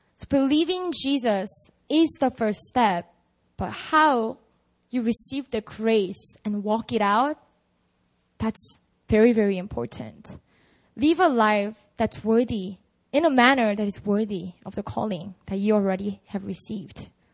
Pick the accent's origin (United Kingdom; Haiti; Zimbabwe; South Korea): South Korea; I grew up in Korea